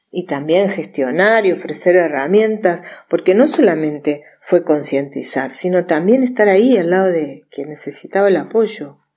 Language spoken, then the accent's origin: Spanish; Buenos Aires, Argentina; now in Córdoba, Argentina; vivo en Sol y Río. Y hace 30 años, cuando me vine de Buenos Aires a vivir a Córdoba